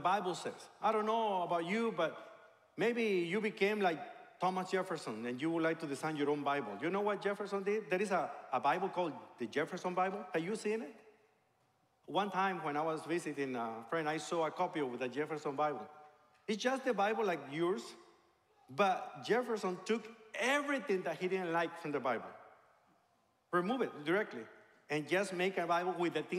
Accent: Mexico; moved away; I became a believer in a Christian church in my hometown in Mexico

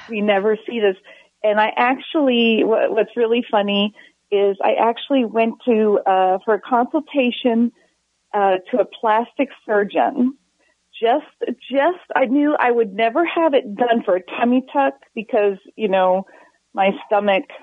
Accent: Maryland, United States; now in Texas, United States; I grew up in Maryland. And when I moved to Texas

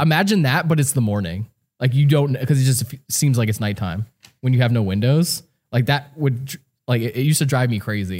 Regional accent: New Jersey, United States; I grew up in New Jersey

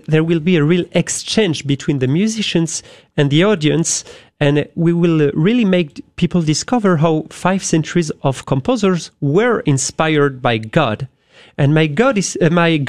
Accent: France; accent: French; English is a second language; moved away; I am French, as you have guessed with my accent.

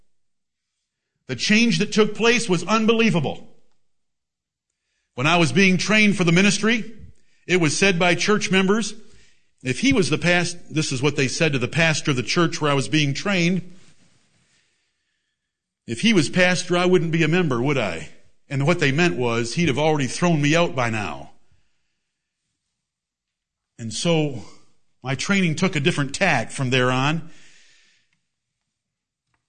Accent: England, United Kingdom; I am English

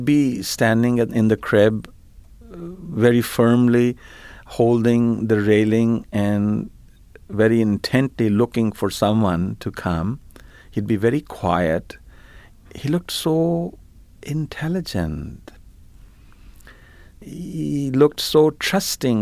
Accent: India; now in Markham, Canada; I grew up in India in an extremely conservative environment.

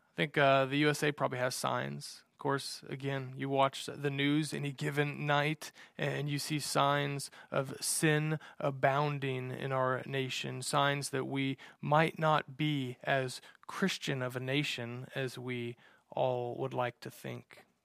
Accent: United States; I love being an American and living in America

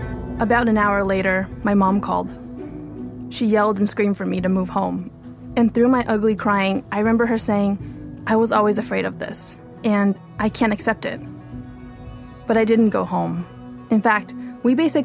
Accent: Los Angeles, California, United States; first language Mandarin; English is a second language; also born or lived in Taipei, Taiwan; When I was about 5 years old, my parents told me we were going on vacation. So I packed up my little blue backpack, walked onto a giant airplane, and we moved from Taipei to Los Angeles.

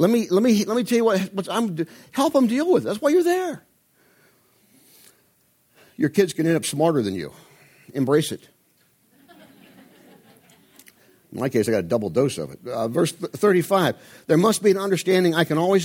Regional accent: Midwest, United States; I'm from the Midwest, I have the Midwest work ethic

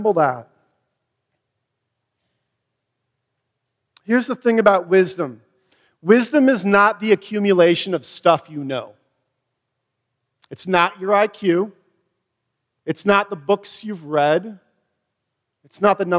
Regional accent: Wisconsin, United States; accent: Wisconsin; Door in Wisconsin, if you can tell from my accent

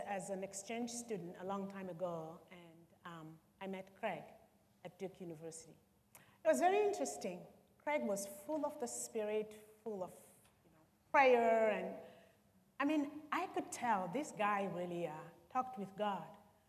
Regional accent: Republic of the Congo; moved away as an adult; now in United States; I'm from Congo Brazzaville.

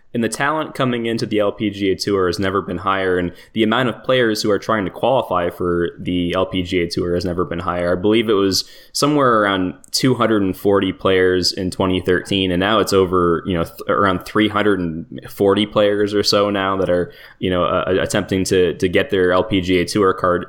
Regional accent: Toronto, Ontario, Canada; I'm from Toronto

